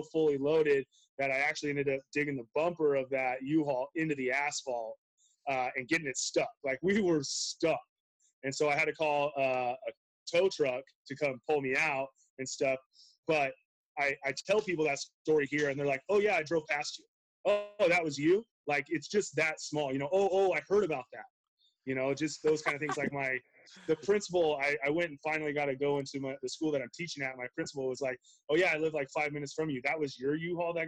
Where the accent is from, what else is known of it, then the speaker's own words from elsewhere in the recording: Treasure Valley, Idaho, United States; also born or lived in Montana; I was born and raised in the Treasure Valley